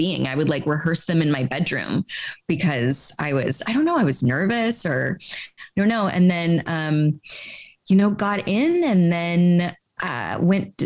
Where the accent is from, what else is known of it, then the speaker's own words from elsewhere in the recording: Carlsbad, California, United States; also born or lived in Oceanside; I'm from Southern California, a little surf town.